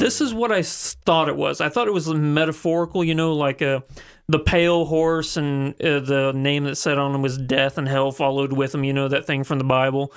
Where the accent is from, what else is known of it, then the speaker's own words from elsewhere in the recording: the Ozarks, United States; Half of the people I grew up with on the Ozarks